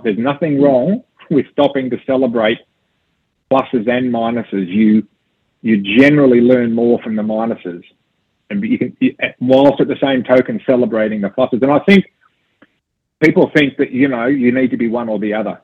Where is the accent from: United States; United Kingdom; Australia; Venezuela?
Australia; I'm an Australian